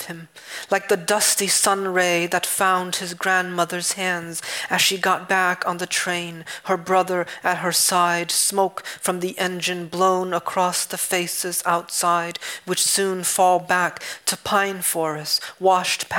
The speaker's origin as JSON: {"language": "English", "region": "New England", "country": "United States", "tie": "born or raised there", "also_born_or_lived": "Vietnam", "said": "growing up in New England"}